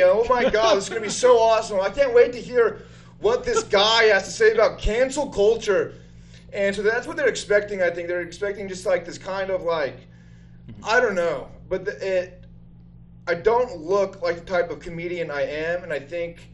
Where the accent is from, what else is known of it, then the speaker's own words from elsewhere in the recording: Utah, United States; moved away as an adult; also born or lived in Seattle; I grew up in Utah, one of the most conservative places in the world, and then went to school in Seattle for 10 years